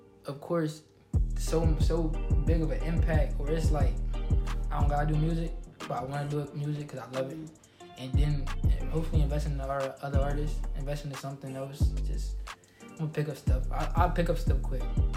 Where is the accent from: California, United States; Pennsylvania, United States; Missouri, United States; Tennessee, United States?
Pennsylvania, United States; Harrisburg; people from my hometown started seeing me going on trips back to back. I was still in school